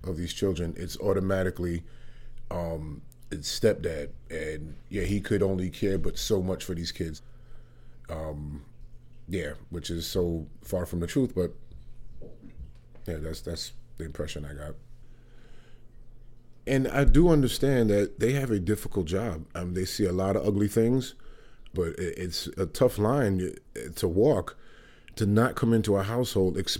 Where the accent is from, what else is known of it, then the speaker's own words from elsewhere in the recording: New York City, New York, United States; moved away as an adult; now in Vermont, United States; I'm a native New Yorker. I was there until I lived and grew up in Upper West Side of Manhattan up until I was 41 years